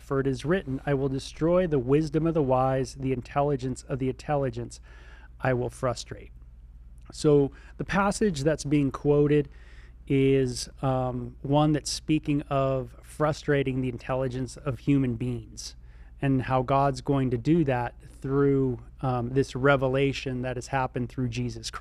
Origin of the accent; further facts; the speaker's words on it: Southern California, United States; I was from Southern California